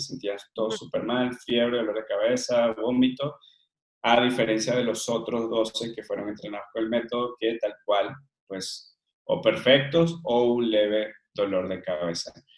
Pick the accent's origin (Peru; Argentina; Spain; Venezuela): Venezuela; Margarita Island, Nueva Esparta; moved away as an adult; also born or lived in Caracas, Venezuela / Mérida, Venezuela / Colombia; now in Mexico; me crecí en una isla en Venezuela que se llama Margarita